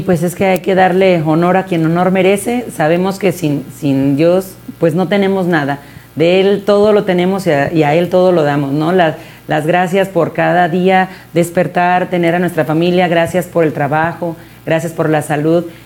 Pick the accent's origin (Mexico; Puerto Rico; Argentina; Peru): Mexico; nosotros como mexicanos tocamos mariachi